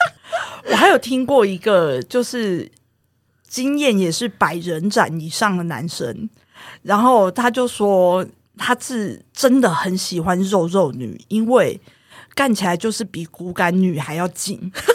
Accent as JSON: {"language": "Chinese", "region": "Taoyuan", "country": "Taiwan", "said": "我是桃园人"}